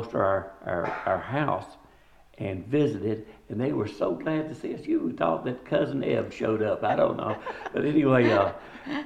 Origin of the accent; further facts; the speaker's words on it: Tennessee, United States; moved away; also born or lived in New Albany, Ohio / El Cajon, California / Charleston, South Carolina / Beaufort, South Carolina; I grew up in Tennessee